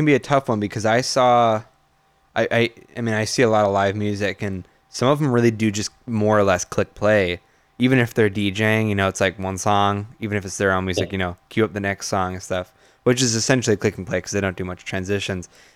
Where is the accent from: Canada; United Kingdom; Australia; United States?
United States; Lansing, Michigan; now in Ludington, United States; I grew up in Lansing, but then we moved to Ludington. My parents moved up here